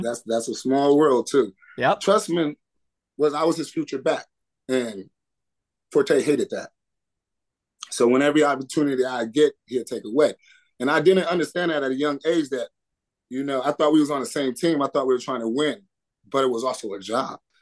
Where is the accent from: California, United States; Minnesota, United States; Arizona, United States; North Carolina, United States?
Arizona, United States; Tucson; moved away as an adult; also born or lived in Chicago; university where I was born and raised